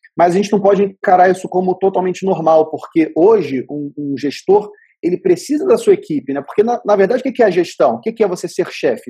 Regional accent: Vitória, Espírito Santo, Brazil; eu sou de Vitória, no Espírito Santo

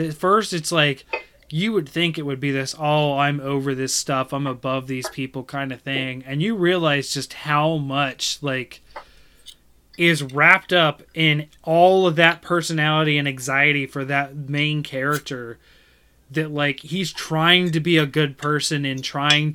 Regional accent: United States; I am American

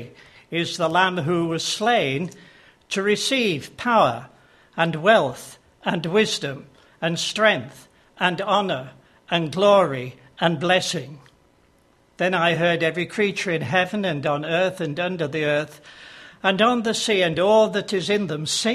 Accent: Yorkshire and the Humber, United Kingdom; accent: Yorkshire; As you can tell from my accent, I'm not a Devonian. I come from Yorkshire

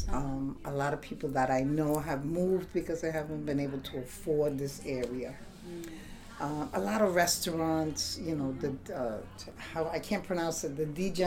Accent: New York City, New York, United States; I was born in Brooklyn, 63 years ago

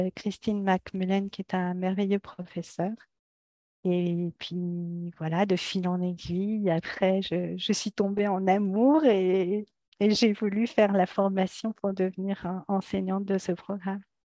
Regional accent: France; moved away as an adult; now in United States; Je suis française, je vis aux États-Unis depuis quelques années avec ma famille

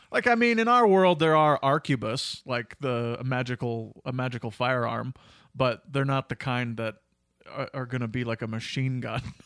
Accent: Cochrane, Alberta, Canada; I was from Cochrane and I was in, only in high school

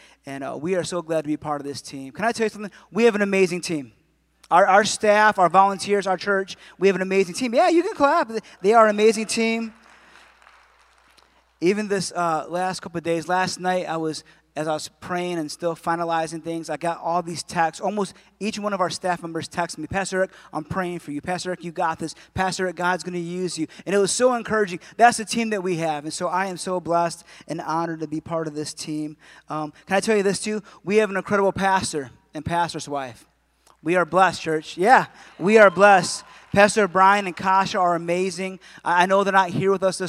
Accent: Adrian, Michigan, United States; moved away; I was born and raised in Adrian

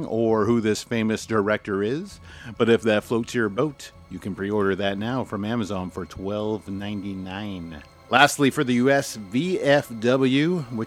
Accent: Canada; as a Canadian

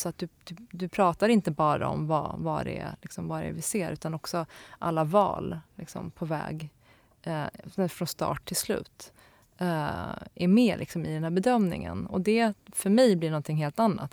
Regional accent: Stockholm, Stockholm County, Sweden; also born or lived in Linköping; sen flyttade vi till Stockholm och då till, eh, till Akalla där jag är uppvuxen

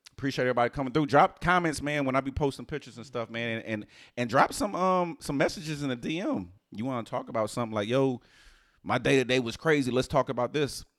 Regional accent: Houston, Texas, United States; the way I was raised in Houston.

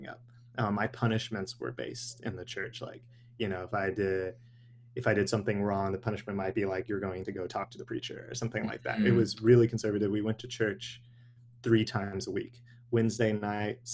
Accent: Arkansas, United States; also born or lived in Dallas, Texas; my mom moved back to where her family was after that. And so I ended up in Arkansas at a really young age, like five or six

